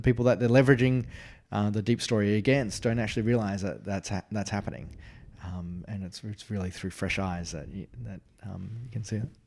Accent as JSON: {"language": "English", "country": "Australia", "said": "as an Australian"}